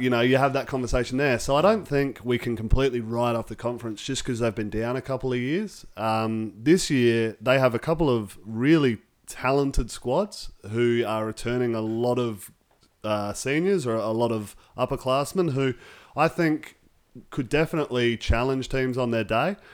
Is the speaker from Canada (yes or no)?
no; Australia; as an Australian fan